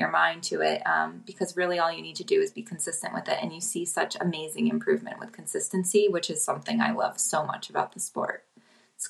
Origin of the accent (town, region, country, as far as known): Upstate New York, United States; born or raised there; moved away as an adult; now in Philadelphia, United States